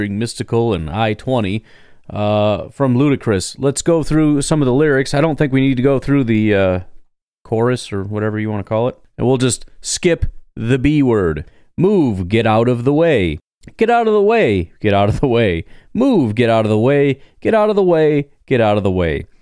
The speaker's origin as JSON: {"language": "English", "region": "Illinois", "country": "United States", "tie": "born or raised there", "moved": "yes", "said": "I grew up in Illinois"}